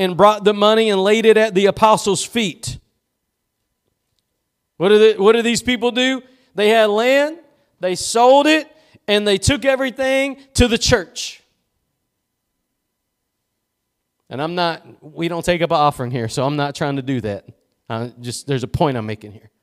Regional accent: East Texas, United States; I'm just from East Texas

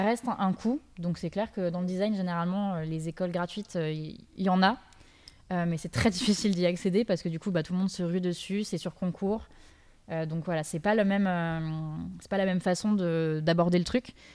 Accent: Dijon, Bourgogne-Franche-Comté, France; moved away; je viens de Dijon. Quand je suis partie, il y avait absolument rien

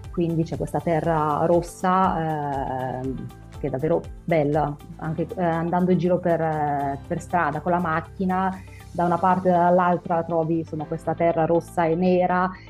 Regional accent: Lombardy, Italy; Io sono della provincia di Como.

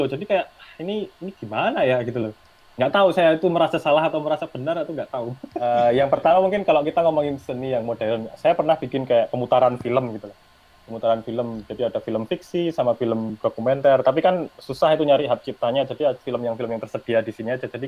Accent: Indonesia; ya udahlah aku dari Indonesia ya udah nggak perlu aja bikin bikin kayak gitu

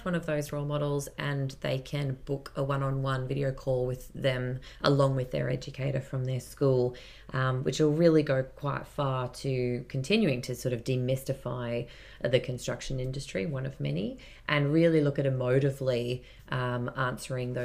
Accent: Yeppoon, Queensland, Australia; also born or lived in Mackay / United Kingdom; I'm a Queenslander myself, born and bred. I was born in Mackay, grew up in Yeppoon

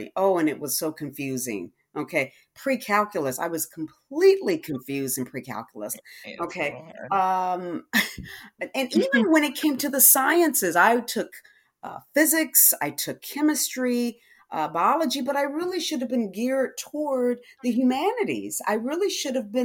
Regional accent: Detroit, Michigan, United States; moved away as an adult; now in Texas, United States; I'm originally from Detroit

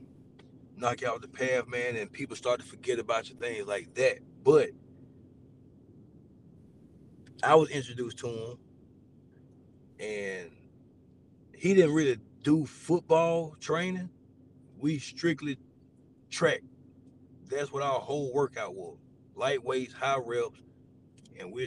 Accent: Tuscaloosa, Alabama, United States; I'm from Tuscaloosa

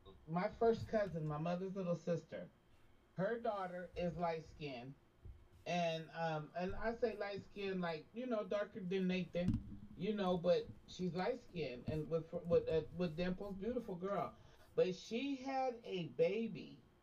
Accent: Navajo reservation in New Mexico, United States; moved away; My mother lives in Oklahoma. And I was raised on the Navajo Indian in New Mexico, reservation in New Mexico.

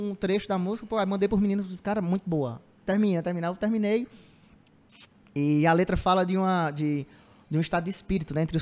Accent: Cedro, Ceará, Brazil; born there; now in Cariri, Brazil; Eu nasci em Cedro, que é centro-sul, ali perto, próximo da Iguatu. Mas vim morar aqui, já tem, sei lá, 18 anos que eu moro aqui no Cariri, já me considero caririense.

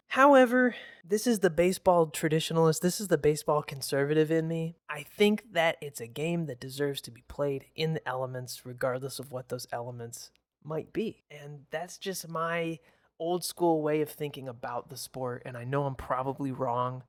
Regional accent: Michigan, United States; growing up in Michigan, especially mid-Michigan, the drive to Detroit can be kinda long

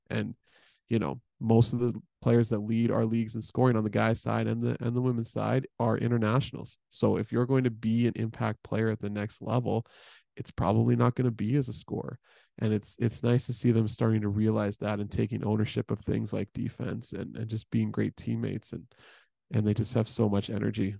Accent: Edmonton, Alberta, Canada; I'm from Edmonton, right? My parents are still in, all of my family is still in Edmonton

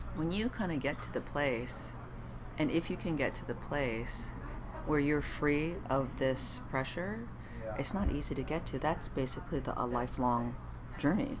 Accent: Ottawa, Ontario, Canada; moved away as an adult; also born or lived in Montreal; now in Los Angeles, United States; a Canadian who grew up in Ottawa

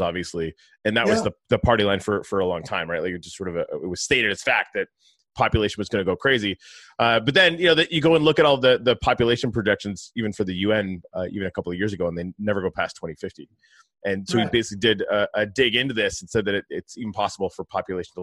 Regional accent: Northern Canada, Canada; moved away; I'm from Northern Canada, right? So permafrost is something that I have a lot of, you know, experience

